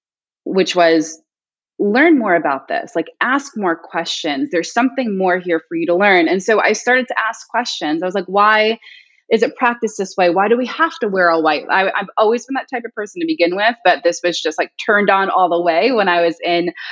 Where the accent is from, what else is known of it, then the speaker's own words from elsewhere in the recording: Long Island, New York, United States; I'm originally from Long Island